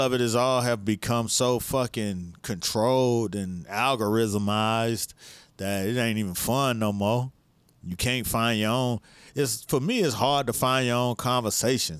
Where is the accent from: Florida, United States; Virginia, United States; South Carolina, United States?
Florida, United States; Miami; I'm from Miami